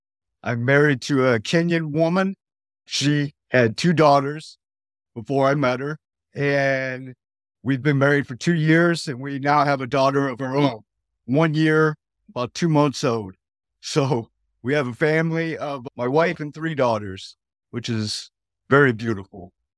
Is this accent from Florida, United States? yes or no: no; Detroit, Michigan, United States; Yes, praise God. I'm from Detroit, Michigan. I'm currently a truck driver.